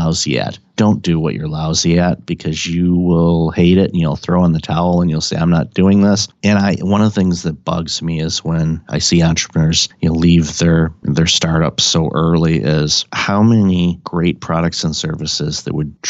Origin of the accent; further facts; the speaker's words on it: Detroit, Michigan, United States; I grew up in Detroit